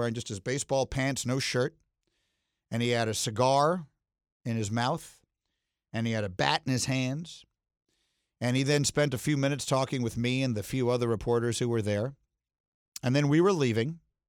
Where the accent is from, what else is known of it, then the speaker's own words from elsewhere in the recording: New York City, New York, United States; moved away; I was back in my hometown of New York City